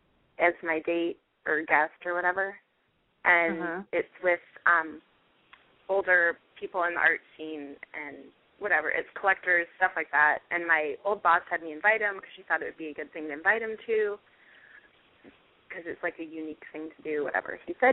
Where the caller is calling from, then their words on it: Los Angeles, California, United States; Los Angeles.